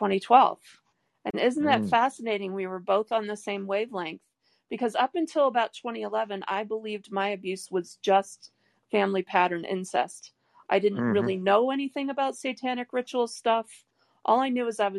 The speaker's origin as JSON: {"language": "English", "town": "Detroit", "region": "Michigan", "country": "United States", "tie": "born or raised there", "moved": "yes", "said": "what I grew up with in Detroit"}